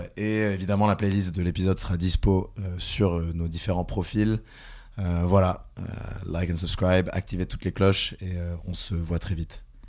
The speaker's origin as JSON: {"language": "French", "area": "near Carcassonne", "region": "south of France", "country": "France", "said": "là où je viens, donc du sud de la France"}